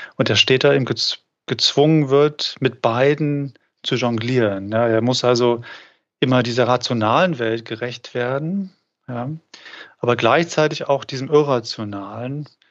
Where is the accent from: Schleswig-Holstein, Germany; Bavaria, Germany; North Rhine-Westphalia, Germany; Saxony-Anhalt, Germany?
Saxony-Anhalt, Germany; Magdeburg; in Magdeburg, das ist meine Heimatstadt